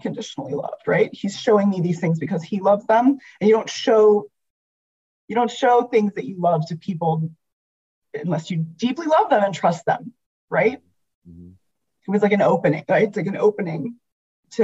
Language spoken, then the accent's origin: English; the South, United States; I'm from the South